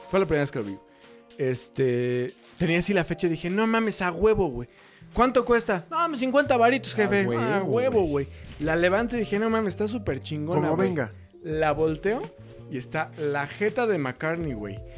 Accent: Mexico; somos mexicanos y nos debemos, obviamente, güey, a una, a una cultura y a una tradición muy cabrona

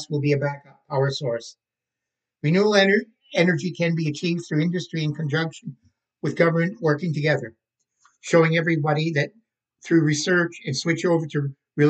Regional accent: Canada

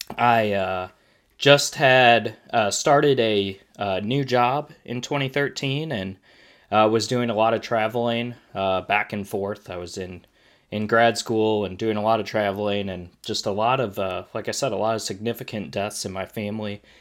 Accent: Wisconsin, United States; now in North Carolina, United States; Growing up in Wisconsin

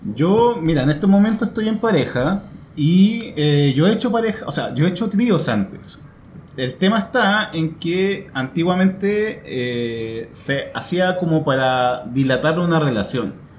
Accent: Santiago, Santiago Metropolitan Region, Chile; yo nací en Independencia, pero eh, a los meses me, eh, Tuvimos que ir a vivir a eh, a la, periferia

